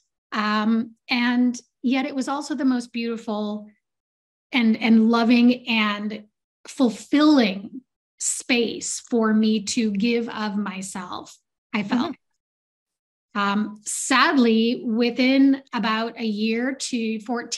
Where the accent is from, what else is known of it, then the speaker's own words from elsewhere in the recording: Southeast Alaska, United States; I grew up in Southeast Alaska with a bunch of fishermen and loggers.